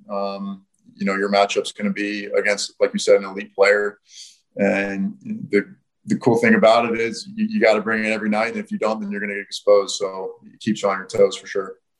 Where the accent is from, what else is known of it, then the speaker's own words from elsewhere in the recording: United States; moved away as an adult; also born or lived in Notre Dame; now in Perth, Australia; being an American kid